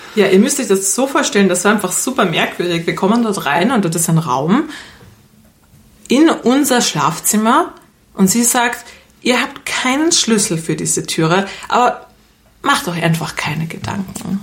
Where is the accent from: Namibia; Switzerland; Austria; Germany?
Austria; Vienna; wir kommen ja aus Wien